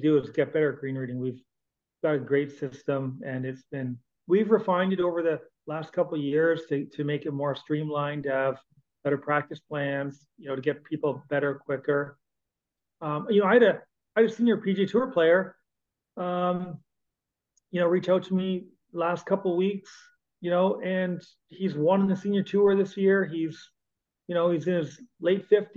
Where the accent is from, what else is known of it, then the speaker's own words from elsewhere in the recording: Canada; As a Canadian